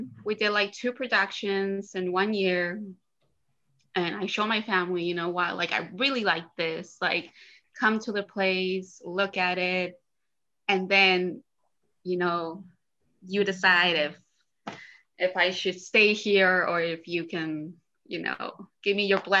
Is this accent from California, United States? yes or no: no; border town with Mexico, Texas, United States; I grew up in Texas in a border town between Texas and Mexico.